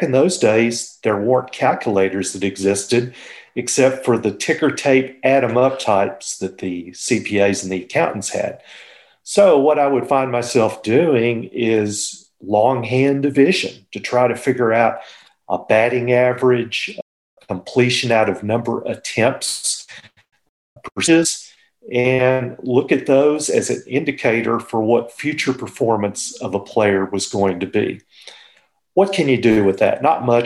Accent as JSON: {"language": "English", "town": "Fort Worth", "region": "Texas", "country": "United States", "tie": "born or raised there", "said": "I'm a native Texan. I was born in Fort Worth and grew up there"}